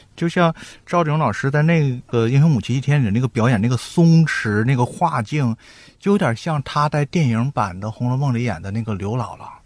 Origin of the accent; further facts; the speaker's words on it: Northeast China, China; 我们东北人都不知道酒黄这种东西